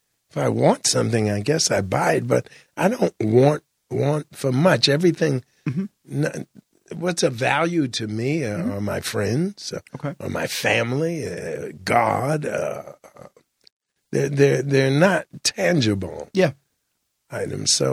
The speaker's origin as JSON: {"language": "English", "country": "Jamaica", "said": "I'm Jamaican"}